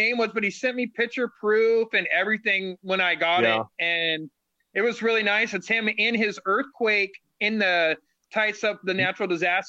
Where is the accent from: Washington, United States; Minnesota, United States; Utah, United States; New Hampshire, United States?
Washington, United States; Aberdeen; I'm from Aberdeen. So about 2.5 hours from Seattle.